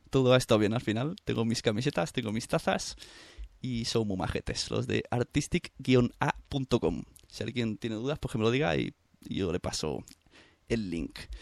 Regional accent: Santa Coloma de Gramenet, Catalonia, Spain; en el mismo pueblo que yo, en Santa Coloma

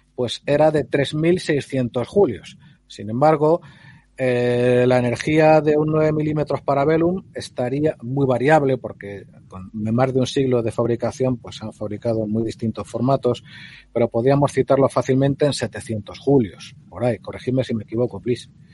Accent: Spain; yo tengo experiencia con armas de civil y en el pueblo y de chaval, cuando en la España esa de, de Cuéntame, pues en los, pueblos los chicos podíamos pegar tiros

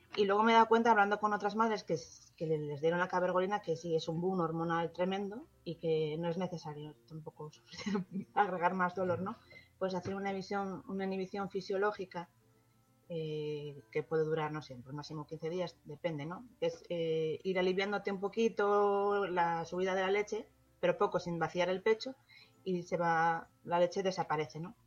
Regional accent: Spain; si somos españoles todos

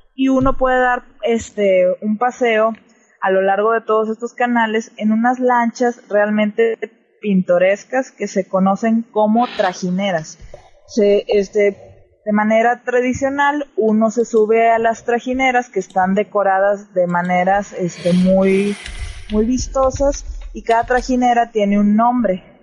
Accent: Mexico; yo como mexicana puedo decir que mi país es la hostia

